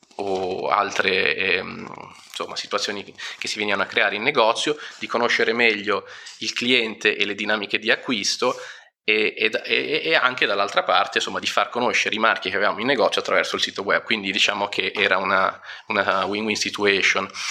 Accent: Milan, Lombardy, Italy; sono di Milano

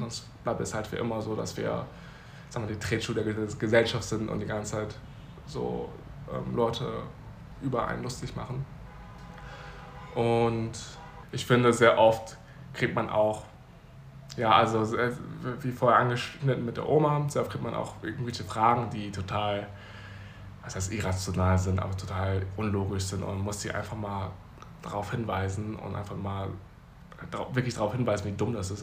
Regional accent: Germany; also born or lived in Taipei, Taiwan; ich bin Deutsch

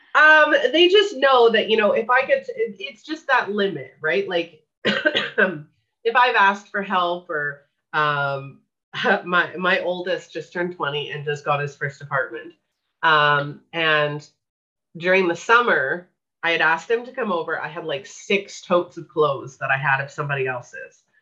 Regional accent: Winnipeg, Manitoba, Canada; I grew up in Winnipeg, Manitoba, Canada

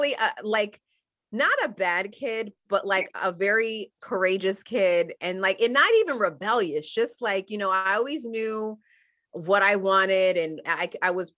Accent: Middletown, New York, United States; also born or lived in Albany, New York; I was born in Albany, New York, which is upstate New York, and moved to Middletown, New York, which is the Hudson Valley of New York when I was a little kid

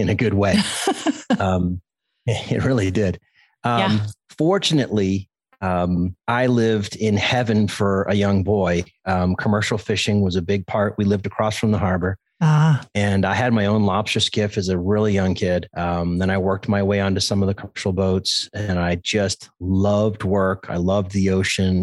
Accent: Cape Cod, Massachusetts, United States; I grew up in Cape Cod, Massachusetts

